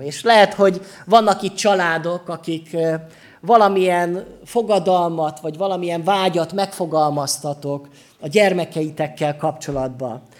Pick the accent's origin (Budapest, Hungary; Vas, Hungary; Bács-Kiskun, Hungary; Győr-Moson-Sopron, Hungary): Győr-Moson-Sopron, Hungary; Sopron; Soproni vagyok, úgyhogy jó bortermelő vidék